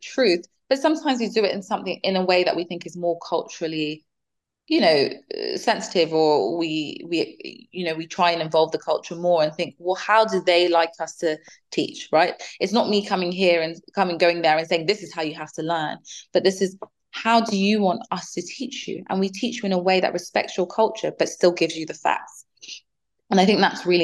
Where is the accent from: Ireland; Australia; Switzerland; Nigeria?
Nigeria; now in United Kingdom; I'm from Nigeria